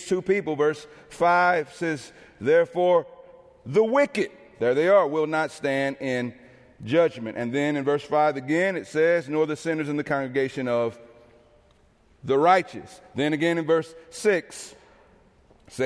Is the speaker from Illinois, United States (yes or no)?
yes; East St. Louis, Illinois, United States; moved away as an adult; also born or lived in Minneapolis, Minnesota; City of Joy Fellowship in my hometown of East St. Louis